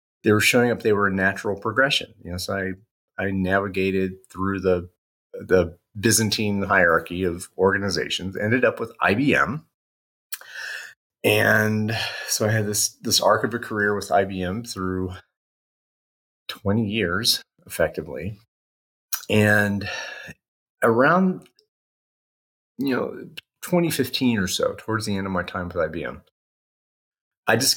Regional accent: Indiana, United States; also born or lived in Bowling Green, Ohio; I grew up in the Midwest, U.S., Indiana.

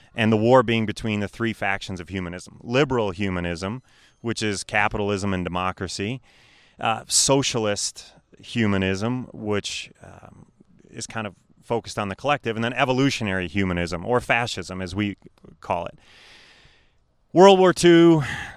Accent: Wheaton, Illinois, United States; I grew up in Wheaton, Illinois

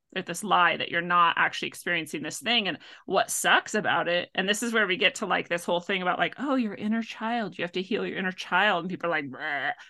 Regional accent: Washington, United States; also born or lived in North Dakota / Montana; I grew up in the Pacific Northwest

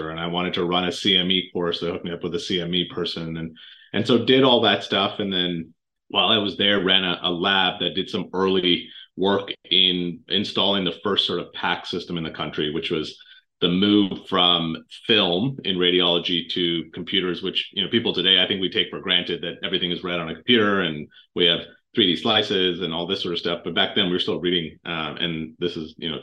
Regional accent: Canada; moved away as an adult; I grew up actually in Canada, of all places, and did undergrad in medical school there

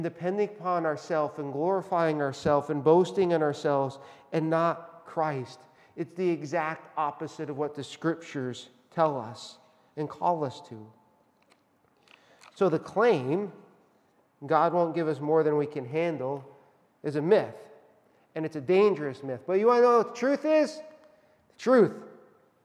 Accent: Northeast Pennsylvania, United States; I was born in Northeast Pennsylvania, where the home of the coal miners who worked really, really hard

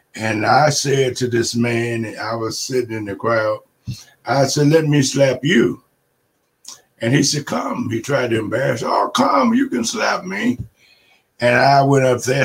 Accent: Chattanooga, Tennessee, United States; I grew up in Chattanooga, Tennessee.

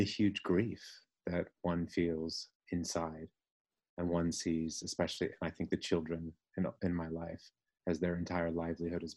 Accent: Ohio, United States; moved away as an adult; also born or lived in London, United Kingdom; I speak of my home state because that's the state I know best

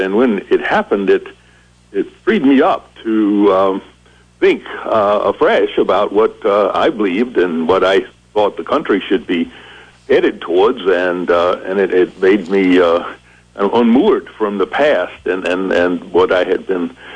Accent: South Carolina, United States; moved away; also born or lived in Vermont; I grew up down there in in the 1950s

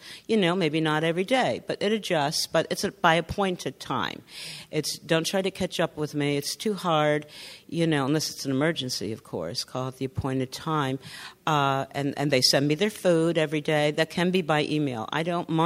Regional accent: Northern California, United States; So up north, I'm from Northern California.

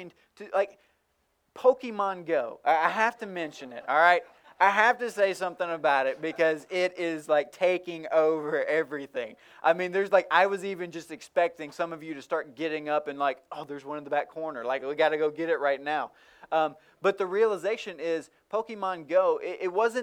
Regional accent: rural Tennessee, United States; moved away; also born or lived in Miami, Florida; my hometown of rural Tennessee

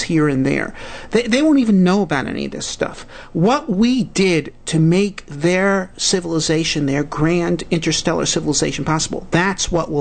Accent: United States; my own American country

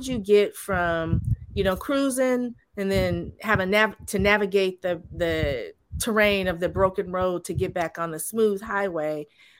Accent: California, United States; I'm from California

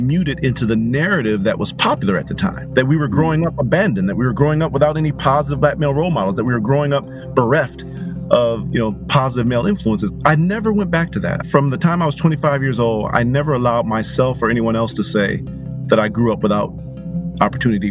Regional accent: Pontiac, Michigan, United States; I was born and raised in Pontiac, Michigan

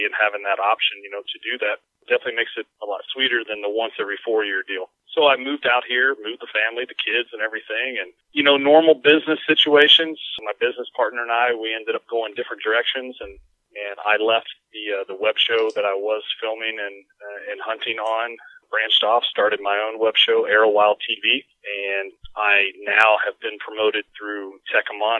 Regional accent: central Kentucky, United States; moved away as an adult; now in Iowa, United States; I grew up in Kentucky, and central Kentucky

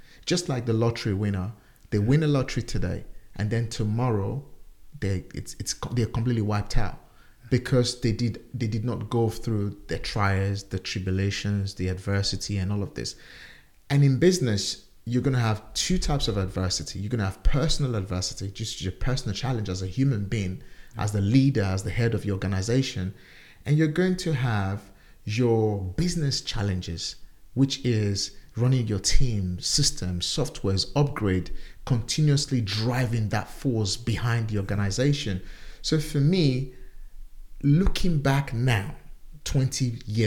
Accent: Nigeria; now in United Kingdom; back home in my home country, Nigeria.

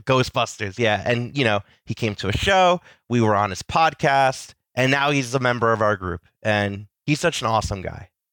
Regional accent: New Jersey, United States; I've grown up in Jersey, just close enough to the city

